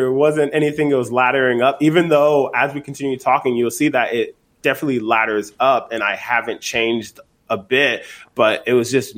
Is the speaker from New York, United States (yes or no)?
no; Lowell, Massachusetts, United States; also born or lived in Liberia; I grew up in Lowell, Massachusetts